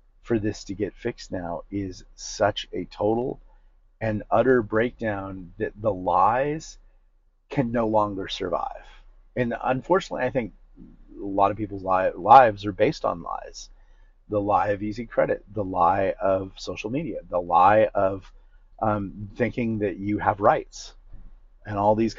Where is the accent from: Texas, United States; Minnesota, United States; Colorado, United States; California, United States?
California, United States; Newport Beach; growing up in Newport Beach and around rich people